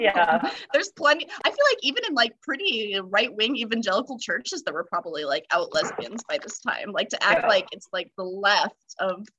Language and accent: English; United States; I'm such a shitty American